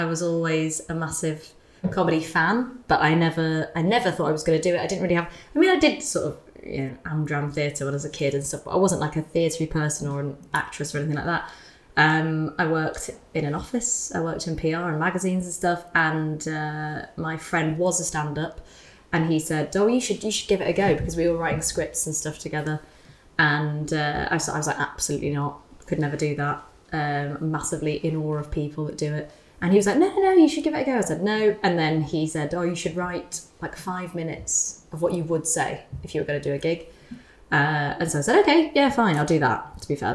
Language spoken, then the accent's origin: English; United Kingdom; as a British person